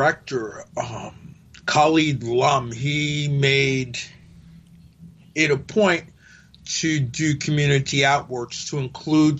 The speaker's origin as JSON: {"language": "English", "town": "New Haven", "region": "Connecticut", "country": "United States", "tie": "born or raised there", "also_born_or_lived": "Long Branch, New Jersey / Los Angeles", "lives_now": "New Haven, United States", "said": "I was born in Long Branch, and my parents decided to move to New Haven"}